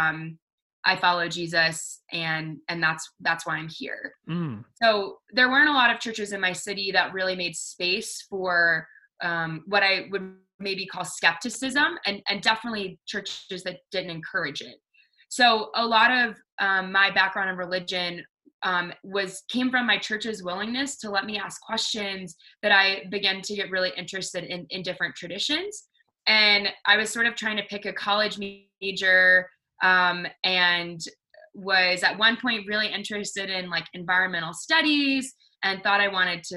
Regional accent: the South, United States; I grew up in the South

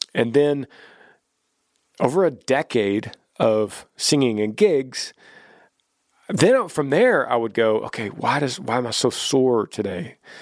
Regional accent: Texas, United States; our home state of Texas

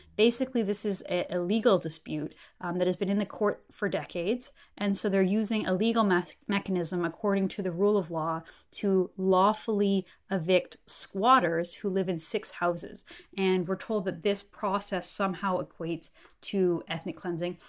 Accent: Canada; I'm a Canadian journalist and political commentator

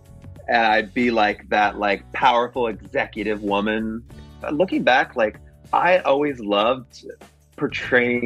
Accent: Springfield, Missouri, United States; moved away; my hometown

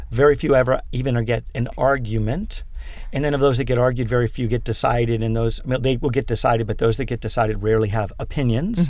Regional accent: Pennsylvania, United States; born or raised there; also born or lived in Manhattan, New York; now in New York, United States

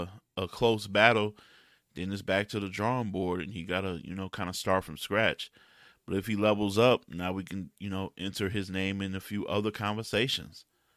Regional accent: Midwest, United States; I'm from the Midwest. That's the region I know.

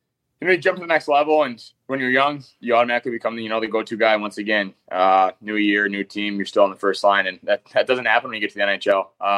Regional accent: Manitoba, Canada; So I come from Manitoba, where, a go-to guy in the power play or played first line and, put up points with some really good players down there too.

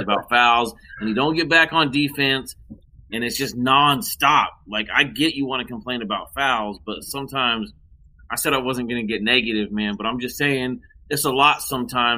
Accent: Southern California, United States; I born and raised in SoCal, grew up watching Lakers

